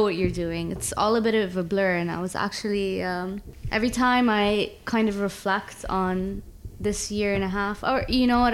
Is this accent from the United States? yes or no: no; Abu Dhabi, United Arab Emirates; moved away; also born or lived in Toronto, Canada; I was born in Abu Dhabi uh, grew up between Abu Dhabi and Toronto.